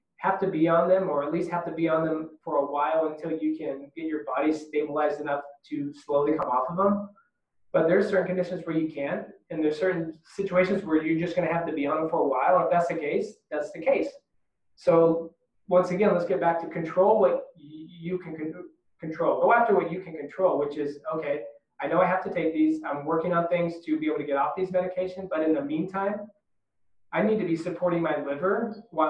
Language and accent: English; United States; being American